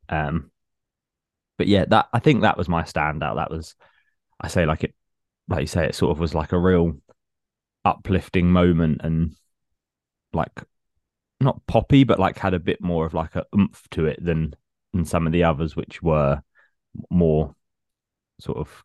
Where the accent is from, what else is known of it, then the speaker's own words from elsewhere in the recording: Hatfield, East of England, United Kingdom; they did a festival in my hometown when I was about 21, 22